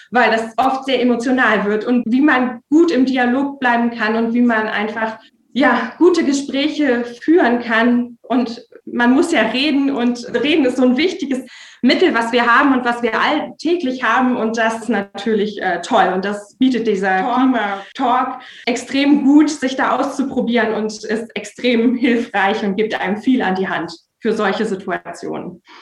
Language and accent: German; Erkelenz, North Rhine-Westphalia, Germany; Ja, also ich komme aus dem Rheinland und ähm, ich äh, komme aus der Nähe von Erkelenz und das ist direkt eigentlich am Tagebau Garzweiler 2.